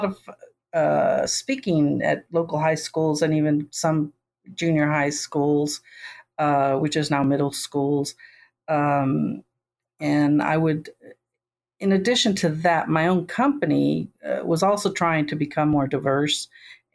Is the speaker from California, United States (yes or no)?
no; Texas, United States; I'm from Texas